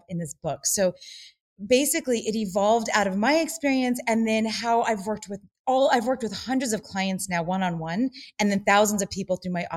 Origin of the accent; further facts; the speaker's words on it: Los Angeles, California, United States; growing up in Los Angeles as a dancer and an actress